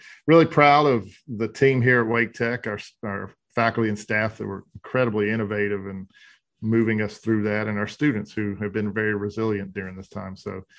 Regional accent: Charlotte, North Carolina, United States; I'm a North Carolinian. I was born in Charlotte. I live mostly in the mountain area of North Carolina. My dad was a Methodist minister, so we moved around a lot.

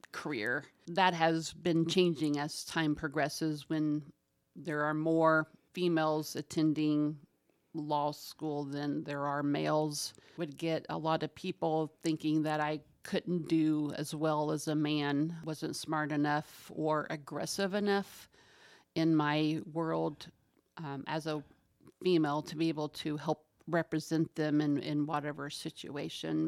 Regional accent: Winchester, Indiana, United States; moved away as an adult; now in Muncie, United States; I grew up in Winchester

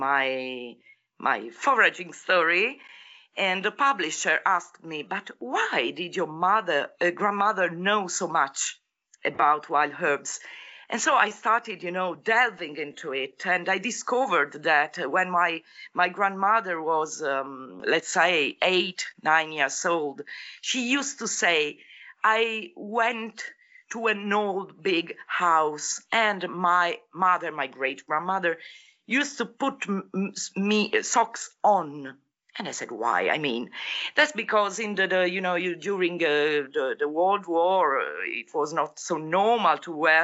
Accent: Apulia, Italy; moved away; I'm from Apulia, South Italy

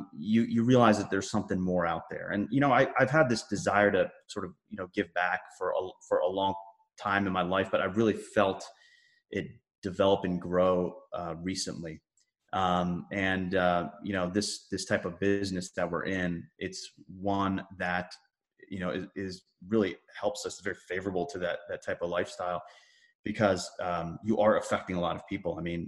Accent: Virginia, United States; also born or lived in Massachusetts; I was born and brought up in Massachusetts, actually moved around a lot as a kid, and then grew up in Northern Virginia, pretty much where I settled in.

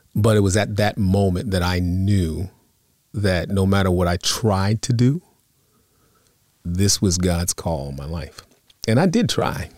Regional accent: Long Island, New York, United States; also born or lived in Bronx, New York; now in New Jersey, United States; I grew up on Long Island. So very, I was near the city

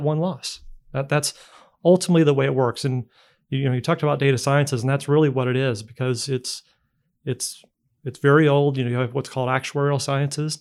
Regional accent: Indiana, United States; moved away as an adult; I'm from Indiana originally. Uh, we left fifteen years ago to work elsewhere and, um, lucky enough to come back

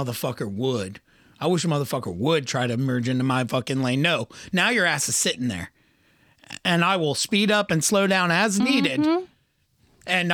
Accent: Ohio, United States; we're from Ohio

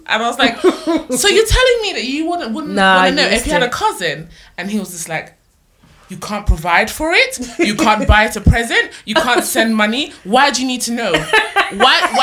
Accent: London, United Kingdom; I lived quite a bit away from Chiswick.

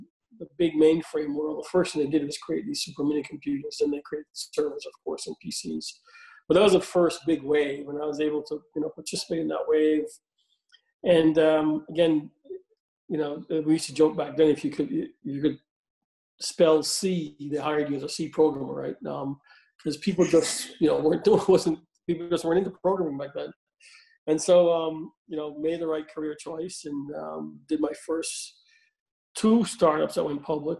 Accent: Jamaica; moved away as an adult; also born or lived in Boston area, United States / Paris, France; now in United States; I'm originally from Jamaica, came here in 1979 to go to school in the Boston area

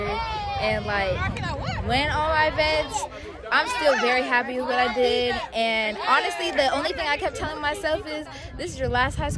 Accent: Long Beach, California, United States; also born or lived in Calabasas; I grew up in Long Beach. I've lived in Long Beach my whole life, minus the year that I lived up in Calabasas

